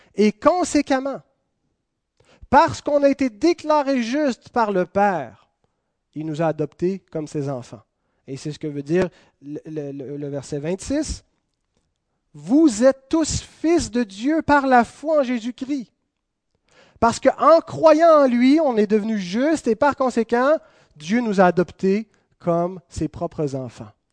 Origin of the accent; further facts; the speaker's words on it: Quebec, Canada; on est canadien. Ensuite, on est québécois